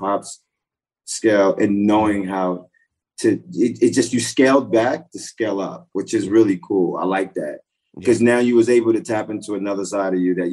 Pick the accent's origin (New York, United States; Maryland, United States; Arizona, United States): New York, United States; Hempstead; I grew up in Hempstead, Long Island